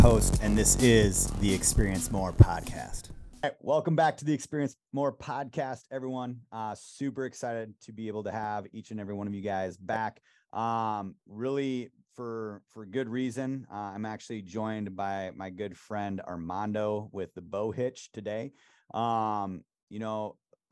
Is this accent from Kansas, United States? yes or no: no; Wisconsin, United States; just a little country bumpkin from Wisconsin